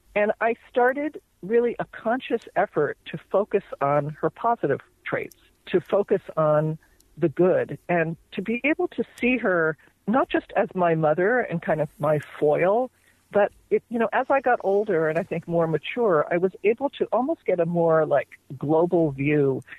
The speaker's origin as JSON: {"language": "English", "region": "New Jersey", "country": "United States", "tie": "born or raised there", "moved": "as an adult", "lives_now": "California, United States"}